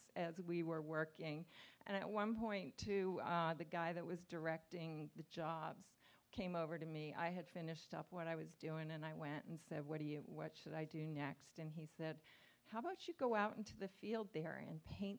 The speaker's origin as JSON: {"language": "English", "region": "Nova Scotia", "country": "Canada", "tie": "born or raised there", "said": "I grew up in Canada, Nova Scotia"}